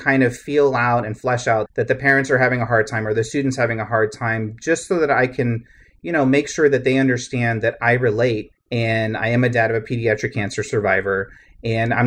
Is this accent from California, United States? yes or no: yes; California, United States; growing up in California